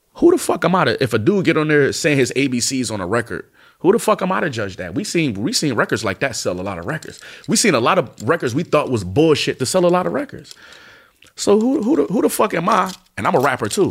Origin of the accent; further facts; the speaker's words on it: East Coast, United States; I'm from the East Coast